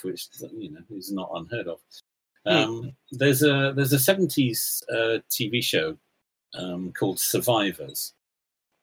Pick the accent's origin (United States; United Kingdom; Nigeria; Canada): United Kingdom; North Devon, South West England; growing up in North Devon